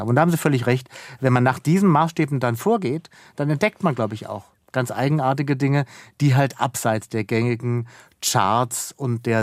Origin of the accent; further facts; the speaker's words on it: Baden-Baden, Baden-Württemberg, Germany; ich bin in Baden-Baden aufgewachsen und ich muss gestehen, je älter ich werde, umso mehr begreife ich, was so ein unerwünschter oder ungeplanter Genius Loki natürlich auch mit sich bringt.